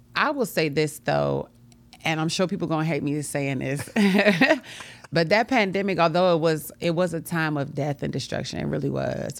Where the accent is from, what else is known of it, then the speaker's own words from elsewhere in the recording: Washington, District of Columbia, United States; moved away as an adult; also born or lived in New York; now in Richmond, United States; I'm from Washington, D C